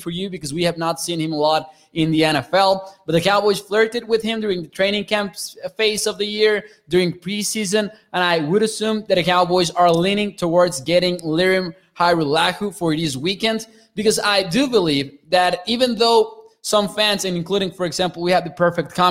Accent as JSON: {"language": "English", "country": "Mexico", "said": "I'm from Mexico"}